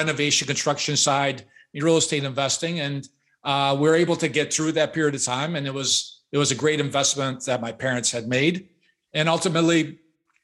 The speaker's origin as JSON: {"language": "English", "town": "Chicago", "region": "Illinois", "country": "United States", "tie": "born or raised there", "said": "I was born and raised in Chicago"}